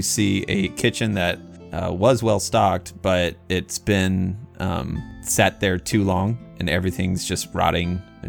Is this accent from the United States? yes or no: yes; United States; considering I'm American.